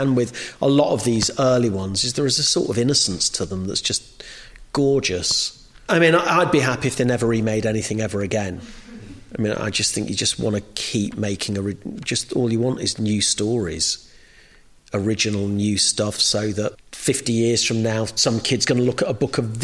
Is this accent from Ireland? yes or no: no; United Kingdom; my experience as a British Jew is always feeling like an outsider.